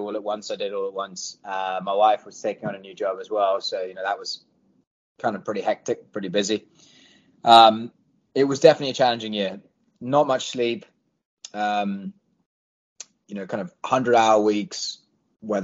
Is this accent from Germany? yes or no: no; London, United Kingdom; moved away as an adult; also born or lived in Washington, D.C.; now in Nashville, United States; English born and bred, raised in London